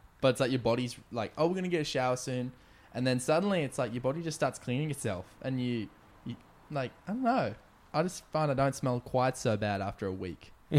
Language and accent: English; Indonesia; growing up in Indonesia on a boat to traveling across Africa